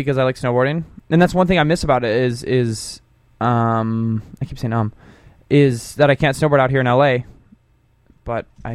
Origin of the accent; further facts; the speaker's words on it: Billings, Montana, United States; now in Los Angeles, United States; the biggest city is Billings, which is my hometown